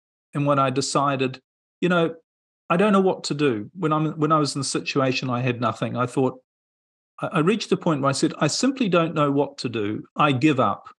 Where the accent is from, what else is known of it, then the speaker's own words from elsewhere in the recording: New Zealand; moved away; I'm originally from New Zealand, and I was living in New Zealand at the time